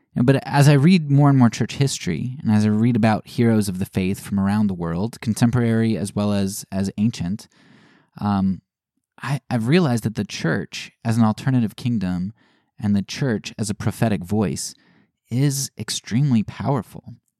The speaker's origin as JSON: {"language": "English", "country": "United States", "said": "As an American"}